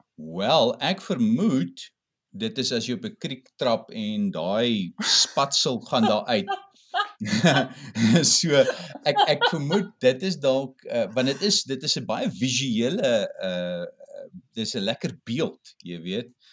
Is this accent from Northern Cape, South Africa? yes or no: no; Cape Town, Western Cape, South Africa; ek kom van die Kaap af